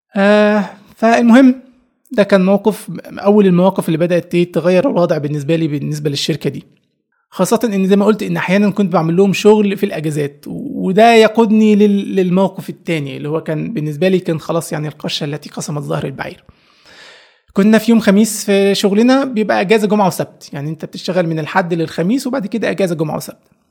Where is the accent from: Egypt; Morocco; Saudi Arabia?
Egypt; Upper Egypt; moved away as an adult; أنا شاب صعيدي جاي من الصعيد